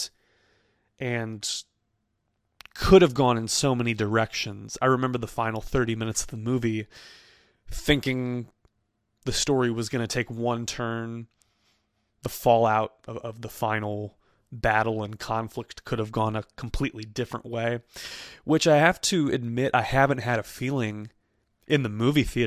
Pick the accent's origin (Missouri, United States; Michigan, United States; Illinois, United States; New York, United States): Missouri, United States; Chesterfield; my hometown of Chesterfield, Missouri